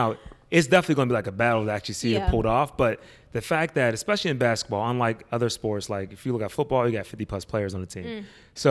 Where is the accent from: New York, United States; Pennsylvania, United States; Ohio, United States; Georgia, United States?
Pennsylvania, United States; Pittsburgh; I'm from Pittsburgh.